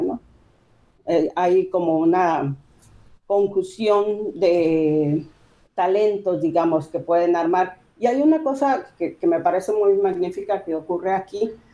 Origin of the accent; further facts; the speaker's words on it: Sinaloa, Mexico; Somos de Sinaloa, vivimos en Culiacán, vivimos en, en esta zona